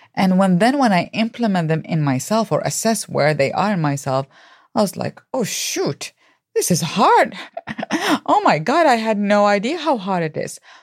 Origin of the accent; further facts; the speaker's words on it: Baghdad, Baghdad Governorate, Iraq; moved away; I grew up in Baghdad, Iraq